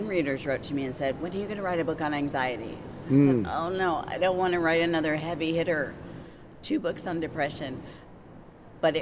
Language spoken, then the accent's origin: English; Michigan, United States; now in Greenville, United States; I'm from Michigan originally